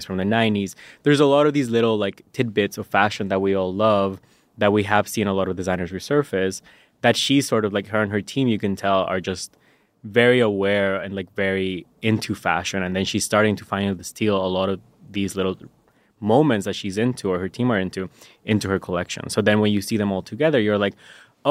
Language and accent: English; La Paz, Bolivia; first language Spanish; English is a second language; moved away as an adult; now in United States; I was born and raised in La Paz, Bolivia. And I moved to the U.S. for college in like 2014.